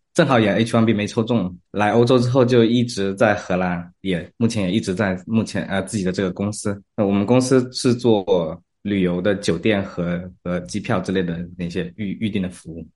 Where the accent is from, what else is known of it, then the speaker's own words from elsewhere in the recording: Zhejiang, China; now in Netherlands; 我自己是来自浙江